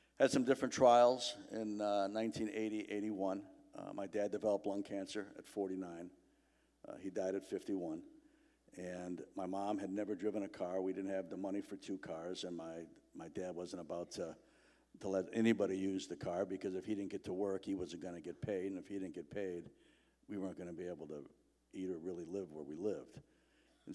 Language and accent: English; Chicago, Illinois, United States; I grew up in Chicago